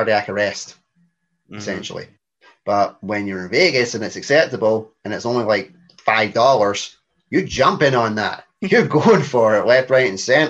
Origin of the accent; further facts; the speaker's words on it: Scotland, United Kingdom; we're Scottish